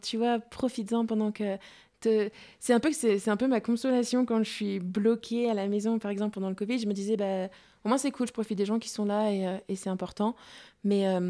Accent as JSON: {"language": "French", "town": "Mâcon", "region": "Bourgogne-Franche-Comté", "country": "France", "said": "je suis chez moi à Macon"}